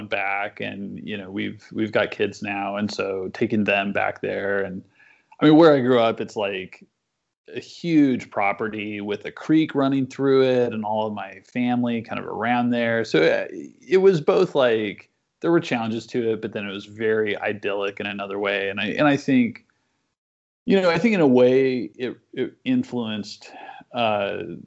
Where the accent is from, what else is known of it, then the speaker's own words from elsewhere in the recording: Lewellen, Nebraska, United States; home is Western Nebraska. And my hometown is a place called Llewellyn